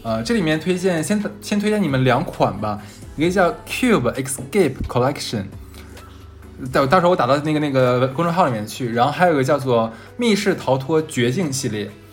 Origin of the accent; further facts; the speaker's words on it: Northeast China, China; accent: Northeastern dialect (东北话); now in Shanghai, China; 我们东北话叫个梗